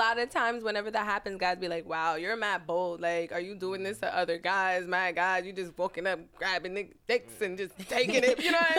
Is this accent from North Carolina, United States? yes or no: no; New York City, New York, United States; You know we're from Queens, too?